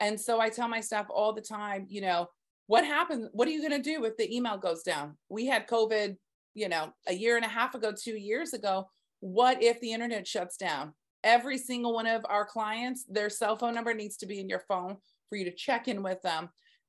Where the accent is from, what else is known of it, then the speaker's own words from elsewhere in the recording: Southern United States, United States; Right now, I am digging the TikToks because I love music. I'm from the South.